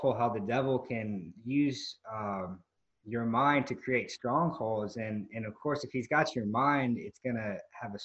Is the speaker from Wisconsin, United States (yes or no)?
no; Mississippi, United States; moved away as an adult; now in Destin, United States; We were kind of landlocked because we grew up in Mississippi